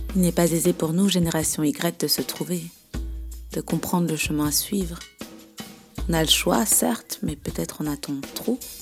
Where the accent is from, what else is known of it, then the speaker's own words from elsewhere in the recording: Belgium; Je suis belge, j'ai 32 ans